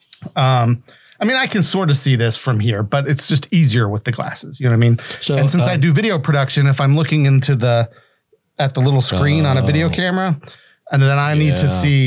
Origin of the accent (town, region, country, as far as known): West Virginia, United States